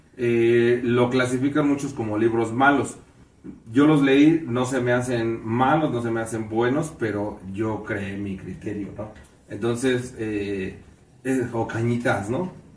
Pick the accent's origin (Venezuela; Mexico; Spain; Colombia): Mexico; seguimos siendo mexicanos